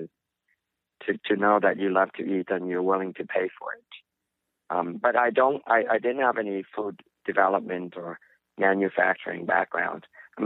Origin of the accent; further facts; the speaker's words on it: Vietnam; now in United States; I grew up in Vietnam, Southeast Asia. We eat a lot of tofu. And, when I migrated here and grew up here